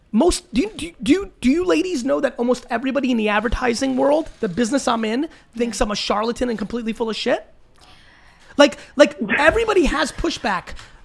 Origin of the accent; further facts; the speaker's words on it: United States; born there; I was born in America, where I didn't have to deal with that.